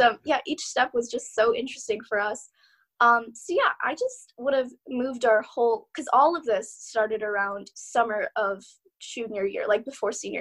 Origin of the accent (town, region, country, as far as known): Phoenix, Arizona, United States; born or raised there